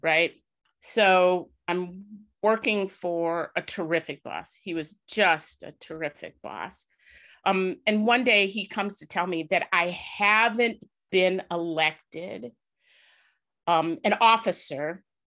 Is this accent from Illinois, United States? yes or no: yes; Chicago, Illinois, United States; I was born in Woodlawn